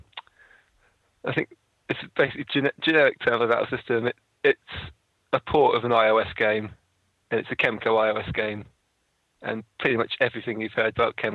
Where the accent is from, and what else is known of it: United Kingdom